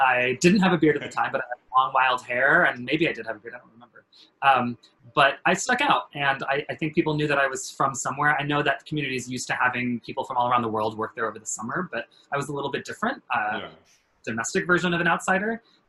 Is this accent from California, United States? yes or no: yes; California, United States; You know, I'm a coast boy. I grew up in California.